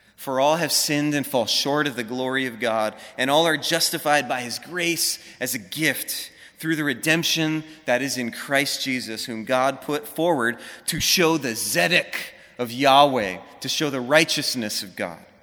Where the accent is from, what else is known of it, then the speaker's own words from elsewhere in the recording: Honolulu, Hawaii, United States; moved away as an adult; also born or lived in Los Angeles; I grew up in Hawaii, Honolulu, right in the middle of the city